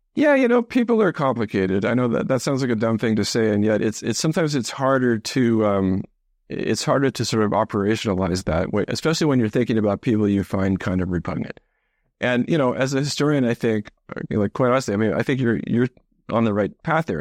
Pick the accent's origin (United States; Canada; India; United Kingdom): Canada; I grew up mostly in Canada.